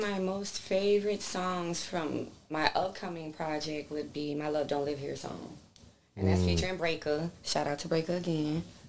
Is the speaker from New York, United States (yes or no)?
yes; New York, United States; I'm born and raised in New York. So I grew up around that.